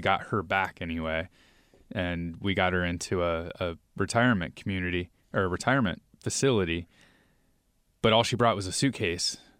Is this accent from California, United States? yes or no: no; New York, United States; now in Seattle, United States; we're originally from New York